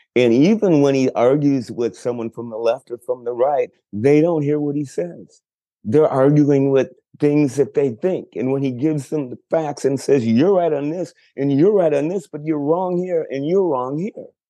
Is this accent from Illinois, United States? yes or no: yes; Chicago, Illinois, United States; moved away as an adult; also born or lived in Texas; now in Los Angeles, United States; I grew up in Chicago, then moved to Texas when I was almost 40